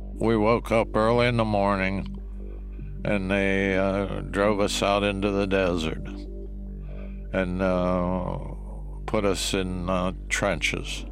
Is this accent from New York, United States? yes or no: no; Shanksville, Pennsylvania, United States; I was born in Shanksville, Pennsylvania